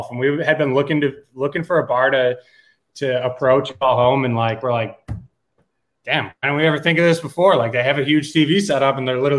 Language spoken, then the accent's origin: English; Springville, New York, United States; moved away as an adult; also born or lived in Potsdam, New York; now in Nashville, United States; I'm from Springville, New York, so just south of, of Orchard Park. Uh, born and raised, grew up there my entire life.